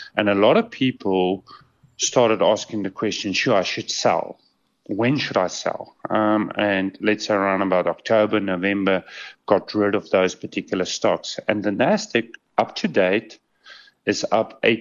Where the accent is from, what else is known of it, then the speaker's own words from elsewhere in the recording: South Africa; As a South African